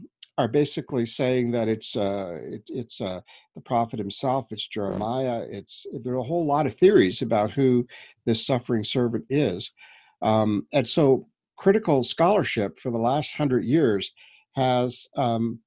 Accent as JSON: {"language": "English", "region": "New Brunswick", "country": "Canada", "tie": "born or raised there", "moved": "yes", "lives_now": "Toronto, Canada", "said": "I'm a Canadian. We were brought up in New Brunswick, east coast of Canada, and I've been living here in Toronto for the last 20 years."}